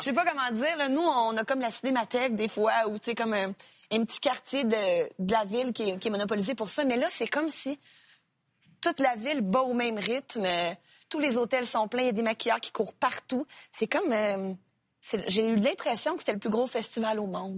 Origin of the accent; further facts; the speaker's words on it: Sorel-Tracy, Quebec, Canada; also born or lived in Repentigny; je suis née à Repentigny, pour te corriger, mais j'ai euh, grandi à Sorel-Tracy.